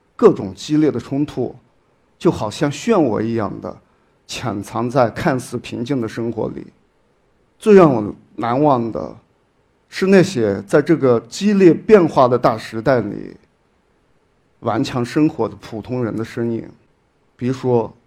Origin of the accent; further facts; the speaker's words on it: Shaoyang, Hunan, China; moved away as an adult; 这个区域是在我的家乡，随您这个地方跟我的老家邵阳市，是，是属于同样的一个行政市。我在我的老家生活了将近有二十多年